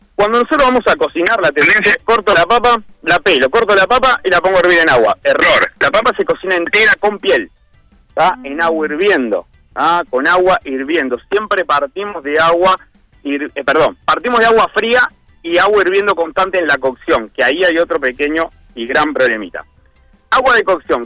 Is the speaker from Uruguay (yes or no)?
yes; Flores, Uruguay; now in Montevideo, Uruguay; yo soy de Flores, hace muchísimos años que estoy acá en Montevideo